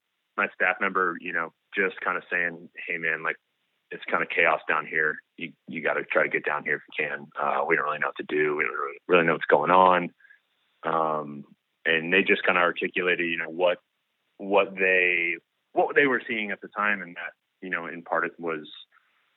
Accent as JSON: {"language": "English", "region": "Northeast", "country": "United States", "tie": "born or raised there", "moved": "yes", "said": "I've grown up in the Northeast and been through plenty of hurricanes"}